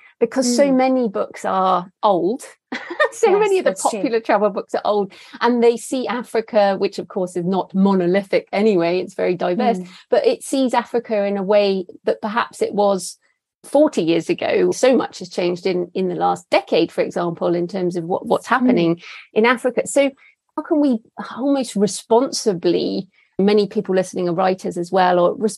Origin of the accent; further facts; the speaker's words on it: England, United Kingdom; as white English women